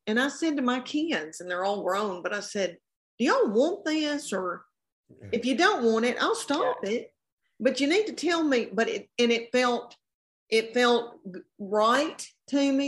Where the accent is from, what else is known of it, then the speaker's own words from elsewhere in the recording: Tennessee, United States; I am from the South and from Tennessee